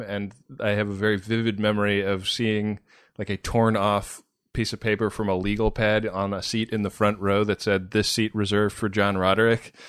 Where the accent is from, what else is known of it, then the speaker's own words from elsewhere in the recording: Bay Area, California, United States; moved away as an adult; also born or lived in New York; I grew up in the Bay Area.